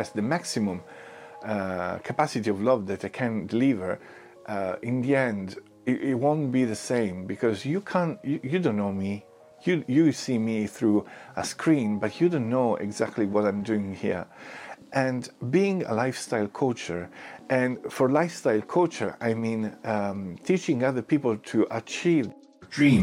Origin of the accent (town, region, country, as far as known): Italy; English is a second language; now in London, United Kingdom